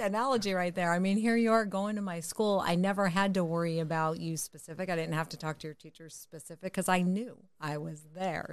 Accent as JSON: {"language": "English", "region": "Connecticut", "country": "United States", "moved": "yes", "lives_now": "California, United States", "said": "I moved to California, but I'm originally from Connecticut"}